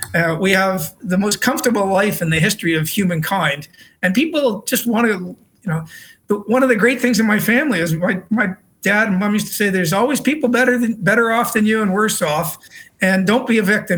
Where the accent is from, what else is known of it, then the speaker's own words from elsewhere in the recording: Canada; also born or lived in Britain; now in Australia; my home country of canada